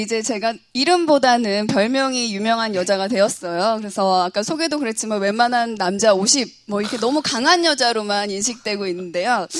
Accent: Yeosu, South Jeolla, South Korea; moved away as an adult; now in Seoul, South Korea; 원래 고향은 여수예요

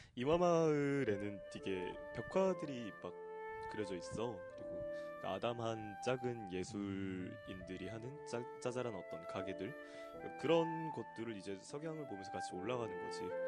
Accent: Gwangju, South Korea; now in Seoul, South Korea; 나는 광주 태생이잖아

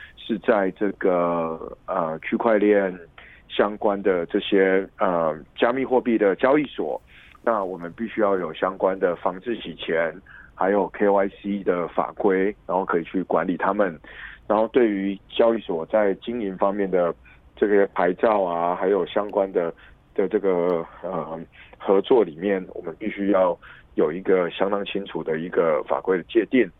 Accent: Taiwan; 来自台湾的立法委员

